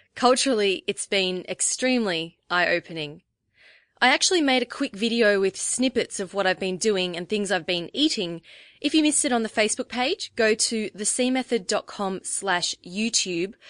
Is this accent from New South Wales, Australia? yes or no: no; Melbourne, Victoria, Australia; I'm twenty-nine years old, and like the rest of our team, I'm from Melbourne, Australia.